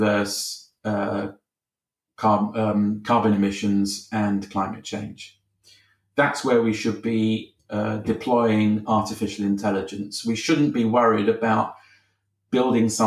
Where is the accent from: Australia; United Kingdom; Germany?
United Kingdom; I'm a Brit. I live in Britain.